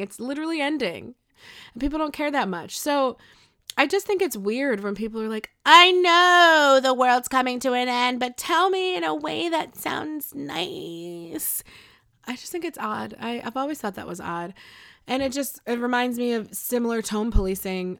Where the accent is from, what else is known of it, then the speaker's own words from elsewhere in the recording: Buffalo, New York, United States; I'm from Buffalo